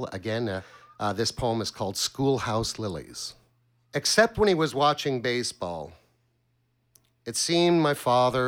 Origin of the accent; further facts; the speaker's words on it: Montreal, Quebec, Canada; I'm from Ville d'Anjou, Quebec